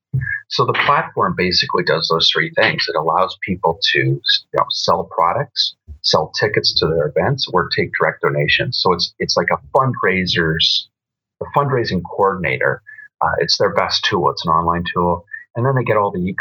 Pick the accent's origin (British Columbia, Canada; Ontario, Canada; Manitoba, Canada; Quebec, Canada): British Columbia, Canada; Vancouver; now in Alberta, Canada; I was born in Vancouver